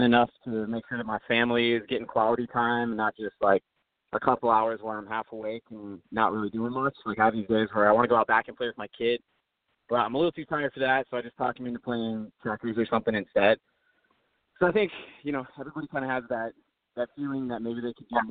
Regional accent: Sioux Falls, South Dakota, United States; now in Nashville, United States; my hometown of Sioux Falls, South Dakota

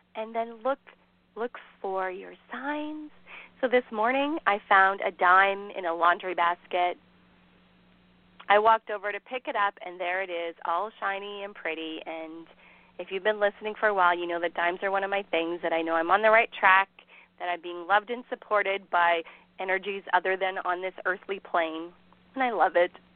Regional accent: Canada; I am Canadian

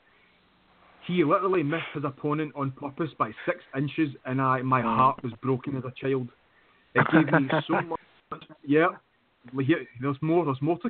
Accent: United Kingdom; I'm from the UK

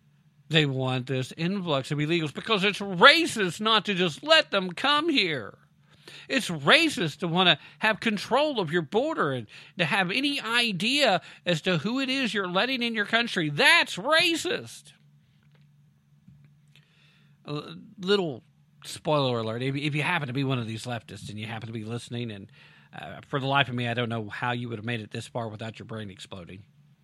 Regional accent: Tennessee, United States; In Tennessee, well, that's where I am. And so, yeah, here we are, guys. What are you doing here in my home state?

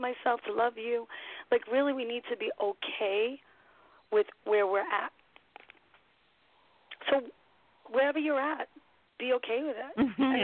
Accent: New York City, New York, United States; also born or lived in Florida; I am from New York City. I'm a New York City girl, Brooklyn born and bred

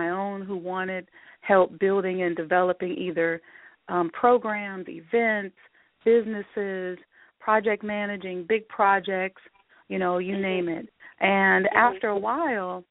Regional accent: Omaha, Nebraska, United States; I grew up in Nebraska. Omaha, Nebraska, to be exact.

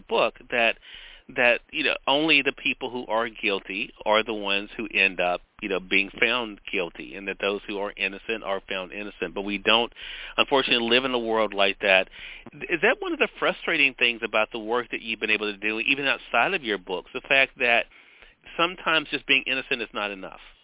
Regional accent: Mississippi, United States; Here in my home state of Mississippi

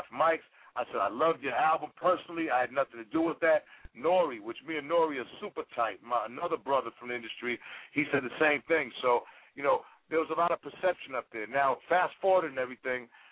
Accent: Boston, Massachusetts, United States; I grew up in Boston

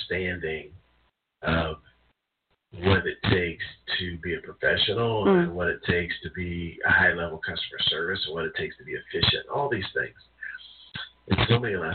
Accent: United States; As an American

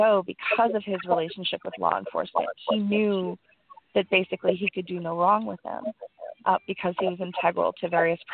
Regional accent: Colorado Springs, Colorado, United States; now in New York City, United States; I'm calling in from New York City, but you should know that I grew up in Colorado Springs

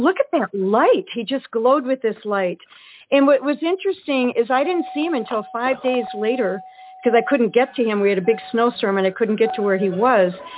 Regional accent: Eau Claire, Wisconsin, United States; We we grew up in Eau Claire, Wisconsin

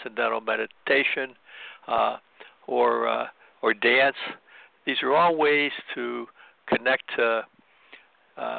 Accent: Midwest, United States; also born or lived in Chicago; I grew up in the Midwest

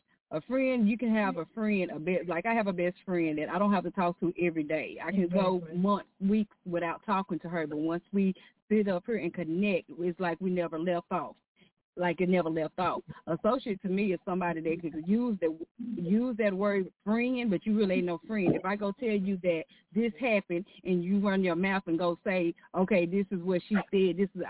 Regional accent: Dallas, Texas, United States; Hi, Miss Quana. I'm from Dallas.

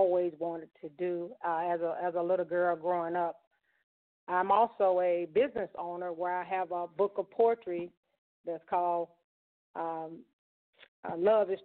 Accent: Mississippi, United States; growing up in Mississippi, my mom and my dad, they were definitely my role models.

